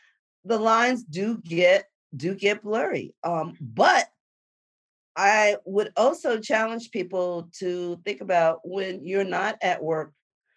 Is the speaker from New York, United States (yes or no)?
yes; New York City, New York, United States; moved away; I'm a girl from the Bronx